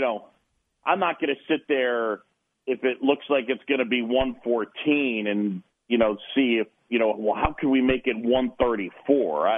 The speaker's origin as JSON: {"language": "English", "town": "New York City", "region": "New York", "country": "United States", "tie": "born or raised there", "also_born_or_lived": "Philadelphia, Pennsylvania / Boston", "said": "I moved to New York when I was a, a youngster at seven"}